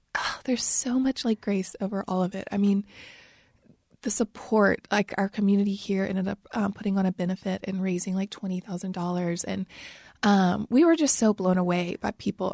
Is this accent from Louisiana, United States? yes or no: yes; St. Francisville, Louisiana, United States; moved away as an adult; now in Nashville, United States; I grew up in St. Francisville, Louisiana